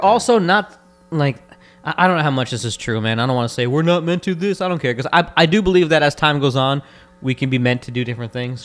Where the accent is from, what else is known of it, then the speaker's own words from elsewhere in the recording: Florida, United States; we're also from Florida